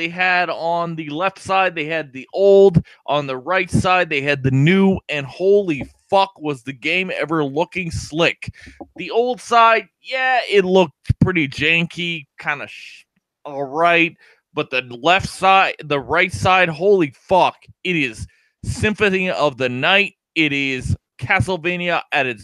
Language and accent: English; Canada; We are Canadian